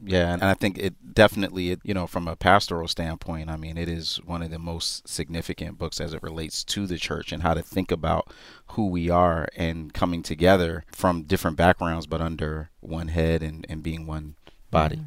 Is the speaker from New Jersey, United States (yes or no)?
no; Philadelphia, Pennsylvania, United States; now in New York, United States; I am from Philadelphia